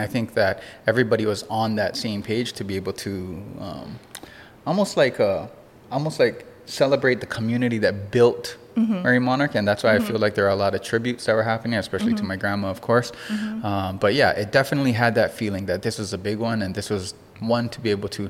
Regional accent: Hilo, Hawaii, United States; also born or lived in Los Angeles; I grew up in Kilkaha.

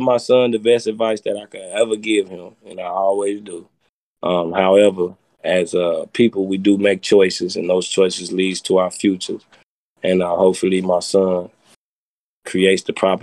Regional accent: Chicago, Illinois, United States; now in Texas, United States; I'm from Chicago. We in Texas right now though. Yeah, originally from Chicago

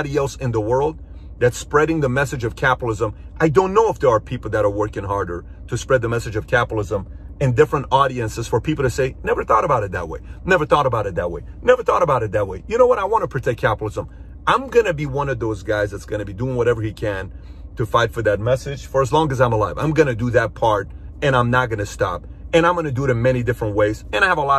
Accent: Iran; now in United States; I'm from Iran.

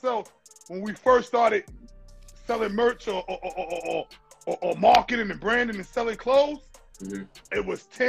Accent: New York City, New York, United States; also born or lived in Crown Heights; I'm from Brownsville, born and bred in Brownsville, but every day I went to Crown Heights

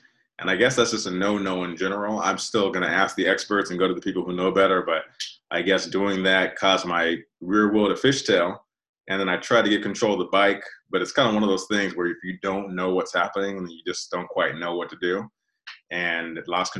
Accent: Altadena, California, United States; when I was a kid growing up in Altadena

